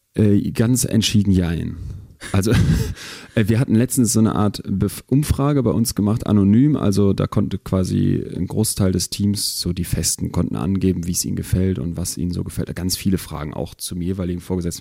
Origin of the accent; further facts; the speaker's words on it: Germany; bei uns in Deutschland